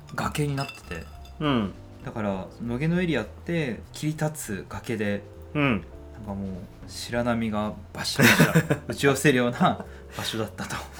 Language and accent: Japanese; Yokohama, Kanagawa, Japan; moved away; アラサーになって生まれ故郷の横浜に帰ってきた2人